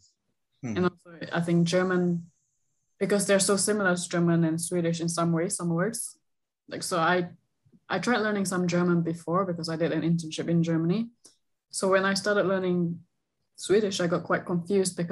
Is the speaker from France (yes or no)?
no; Singapore; moved away; also born or lived in Gothenburg; I'm from Singapore, and that is basically summer all the time, hot all the time.